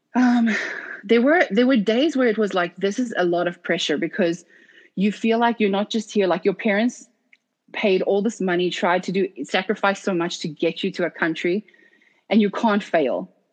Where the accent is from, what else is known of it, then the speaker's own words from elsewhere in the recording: South Africa; moved away as an adult; being born and raised in South Africa, firstly. And then I was recruited to D1 college at 17